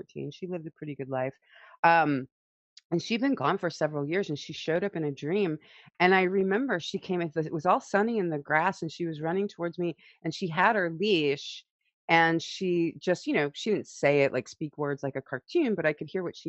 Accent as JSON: {"language": "English", "town": "St. Louis", "region": "Missouri", "country": "United States", "tie": "born or raised there", "said": "I grew up in St. Louis, Missouri, and a little bit rural when I was young, outside of St. Louis, Missouri, south of there."}